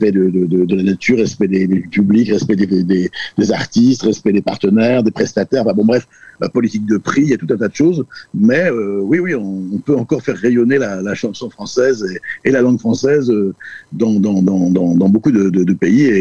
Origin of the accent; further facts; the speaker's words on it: Brittany, France; first language Breton; Alors en fait, moi, ma langue maternelle, c'est le breton. Donc euh, je pense que c'est vraiment très important de défendre nos langues, nos langues. Et, évidemment, je suis euh, français et j'aime par-dessus tout notre langue française